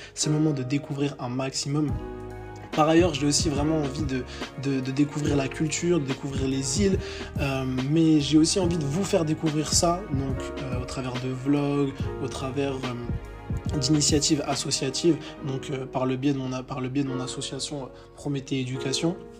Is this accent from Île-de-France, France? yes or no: yes; Villejuif, Île-de-France, France; moved away as an adult; je suis parisien, je suis issu de la, banlieue parisienne, donc euh, de Villejuif dans le 94